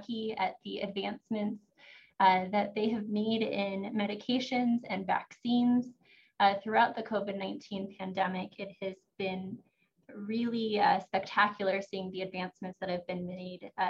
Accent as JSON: {"language": "English", "town": "Santa Fe", "region": "New Mexico", "country": "United States", "tie": "born or raised there", "said": "I was born and raised here in Santa Fe, New Mexico"}